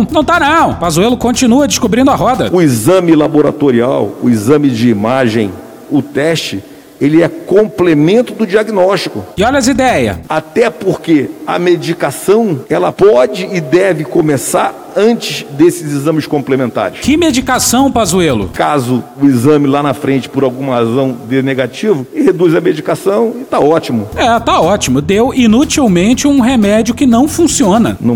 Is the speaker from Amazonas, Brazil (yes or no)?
yes; Manaus, Amazonas, Brazil; Eu também sou de Manaus. E daí? Eu também cresci não na periferia, porque, aliás, eu cresci no subúrbio, porque a rua Teresina era, era subúrbio.